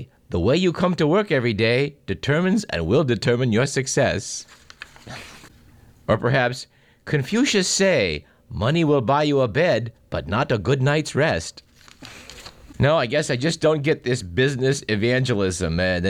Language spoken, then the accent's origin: English; Fremont, California, United States; also born or lived in Orange County, California / East Sacramento, California; now in Sacramento, United States; I grew up in Fremont in the Bay Area. I've seen what's happened in Orange County where I lived for a while, and I just don't want to see this kind of thing happen here in East Sacramento.